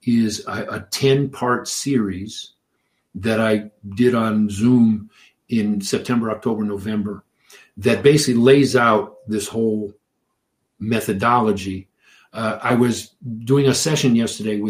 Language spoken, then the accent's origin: English; Detroit, Michigan, United States; I grew up in Detroit